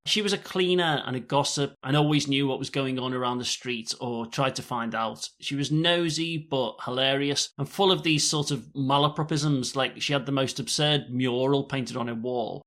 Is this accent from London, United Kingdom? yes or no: no; Liverpool, North West England, United Kingdom; I'm from Liverpool